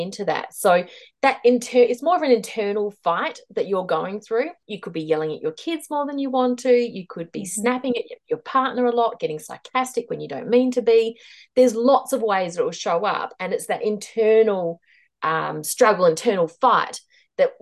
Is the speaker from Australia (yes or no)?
yes; Australia; moved away as an adult; also born or lived in Hong Kong / Mumbai, India / Delhi, India / Chongqing, China; now in New Zealand; I am Australian. We are now living in New Zealand again